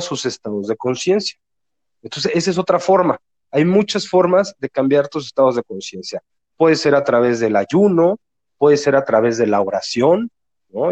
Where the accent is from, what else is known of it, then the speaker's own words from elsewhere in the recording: Mexico City, Mexico; now in Guadalajara, Mexico; Vivo en Guadalajara, yo soy de Ciudad de México, pero vivo en Guadalajara